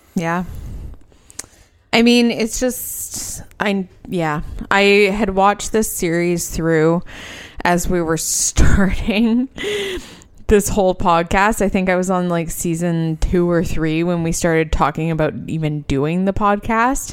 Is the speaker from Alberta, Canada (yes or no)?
yes; Edmonton, Alberta, Canada; born or raised there